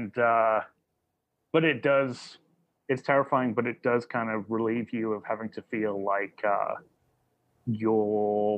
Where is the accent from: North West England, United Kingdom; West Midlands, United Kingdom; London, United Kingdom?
West Midlands, United Kingdom; Burton upon Trent; Well, I grew up in the Midlands, Burnham, okay. Trent, kind of near Derby and Birmingham.